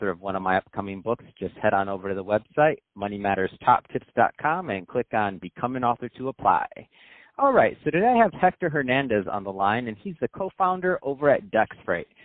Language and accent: English; Colombia; moved away as an adult; now in United States; I'm originally from Colombia.